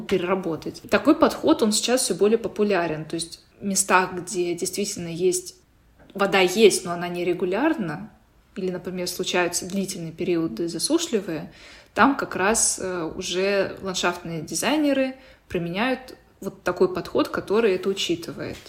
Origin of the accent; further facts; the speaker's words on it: Sochi, Krasnodar Krai, Russia; я сама из Сочи, ну, я там родилась и выросла